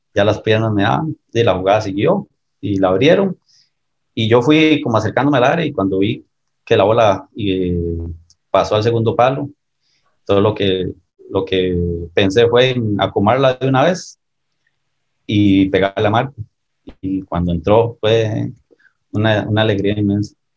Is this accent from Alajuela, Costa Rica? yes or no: no; Escazú, San José, Costa Rica; me crié en, Escazú, en el Atlético de Escazú